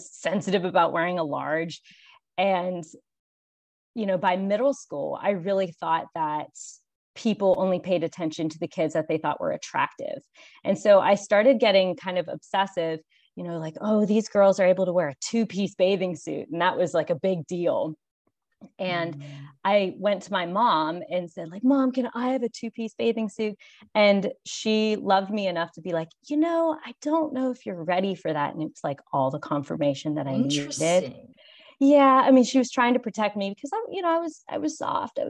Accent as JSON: {"language": "English", "town": "Pittsburgh", "region": "Pennsylvania", "country": "United States", "moved": "as an adult", "lives_now": "Charleston, United States", "said": "I'm originally from Pittsburgh, Pennsylvania"}